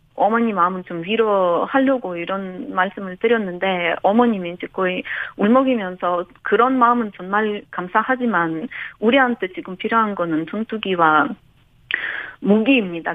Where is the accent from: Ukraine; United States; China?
Ukraine; Korean is a second language; now in South Korea; 우리나라가 지금 러시아로부터 공격을 받고 있는 상황에서는